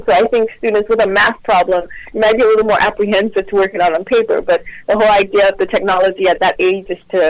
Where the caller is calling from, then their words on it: Houston, Texas, United States; I'm calling from Houston, Texas.